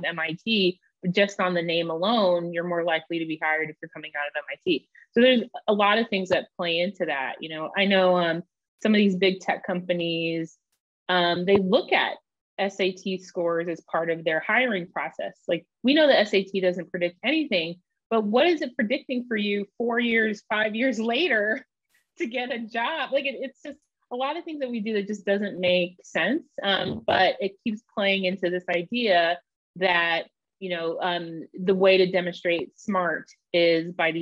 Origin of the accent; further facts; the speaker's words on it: Bay Area, California, United States; I grew up in the Bay Area